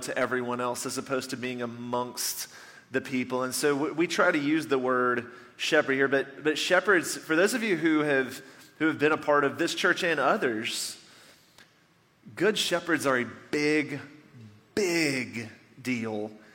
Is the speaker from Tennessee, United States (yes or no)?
yes; Nashville, Tennessee, United States; moved away; I grew up just outside of Nashville, Tennessee